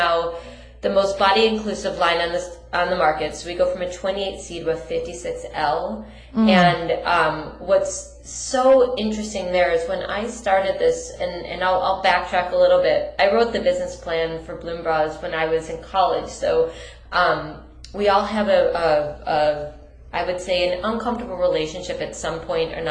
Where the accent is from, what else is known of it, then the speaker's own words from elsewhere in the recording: Detroit, Michigan, United States; We're both from Detroit